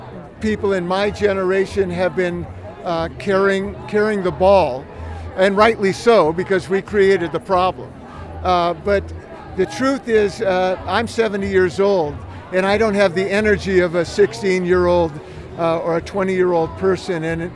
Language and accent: English; Fairfield, Iowa, United States; I'm from Fairfield. I'm a co-founder of a group called Climate Action Iowa